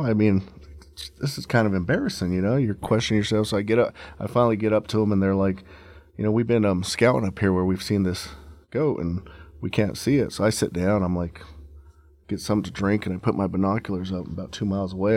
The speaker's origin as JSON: {"language": "English", "town": "Leadville", "region": "Colorado", "country": "United States", "tie": "born or raised there", "said": "I'm originally from Leadville, Colorado"}